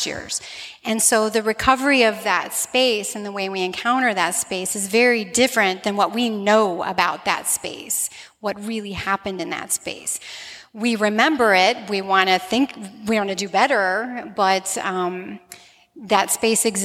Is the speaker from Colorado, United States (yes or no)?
no; Slidell, Louisiana, United States; my hometown of Slidell